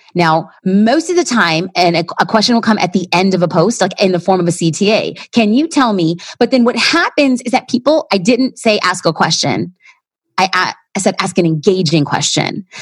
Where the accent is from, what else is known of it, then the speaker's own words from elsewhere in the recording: Los Angeles, California, United States; I'm an LA girl